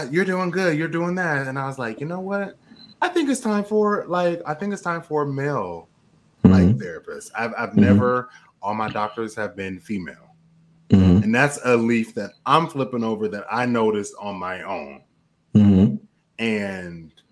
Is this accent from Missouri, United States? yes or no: no; Portland, Oregon, United States; moved away as an adult; Growing up in Portland, Oregon.